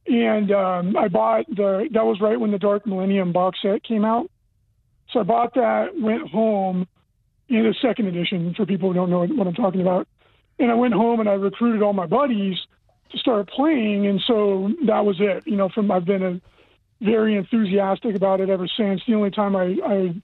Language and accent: English; Central Valley, California, United States; moved away as an adult; I was born in the Central Valley of California